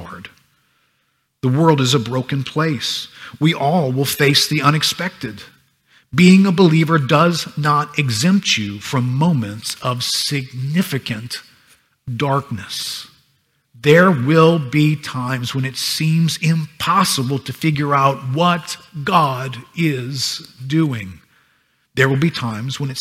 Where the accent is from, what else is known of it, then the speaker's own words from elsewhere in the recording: United States; I grew up in America